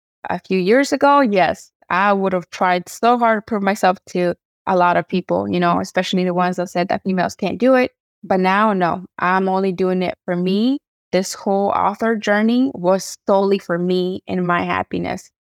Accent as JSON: {"language": "English", "region": "Oaxaca", "country": "Mexico", "said": "I'm Mixteca from Oaxaca. So I'm writing a book in English, Spanish, and Mixteco."}